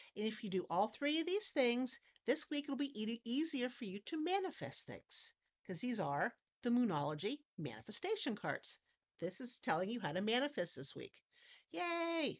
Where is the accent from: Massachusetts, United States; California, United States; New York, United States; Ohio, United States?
Ohio, United States; Hartville; also born or lived in Cuyahoga Falls, Ohio / Wayne County, Ohio; now in Wooster, United States; I grew up in Hartville, which too was Amish.